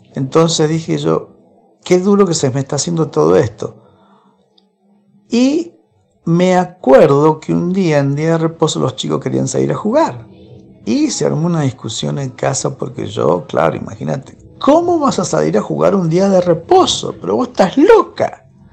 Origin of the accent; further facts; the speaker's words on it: Argentina; also born or lived in Lima, Peru; nací eh, en Lima, Perú, me mudé a Argentina cuando tenía un año, me mudaron, soy argentino adoptivo.